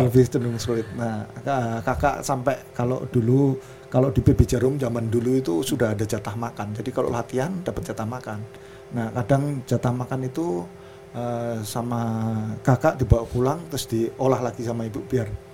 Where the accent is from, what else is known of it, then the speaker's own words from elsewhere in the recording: Kudus, Central Java, Indonesia; kita dari Kudus